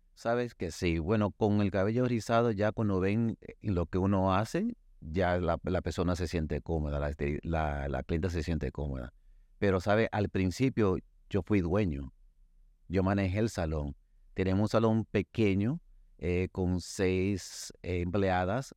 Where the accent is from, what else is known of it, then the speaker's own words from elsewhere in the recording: Dominican Republic; soy dominicano